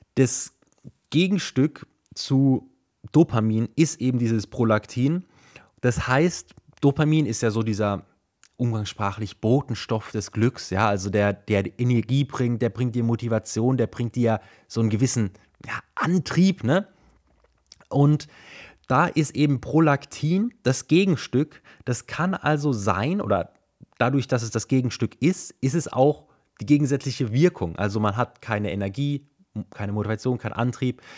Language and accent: German; Germany; hier bei uns in Deutschland